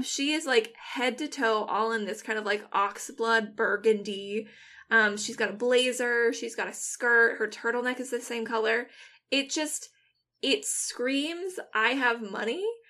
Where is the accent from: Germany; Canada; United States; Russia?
United States; Washington; first language English; I'm from Washington, so, like, I grew up, I had to pump my own gas